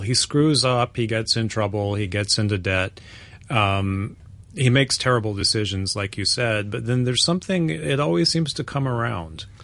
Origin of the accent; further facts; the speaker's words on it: United States; I'm American